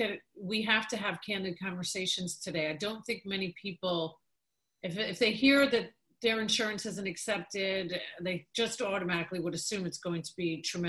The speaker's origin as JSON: {"language": "English", "region": "New York", "country": "United States", "tie": "born or raised there", "said": "I grew up in New York"}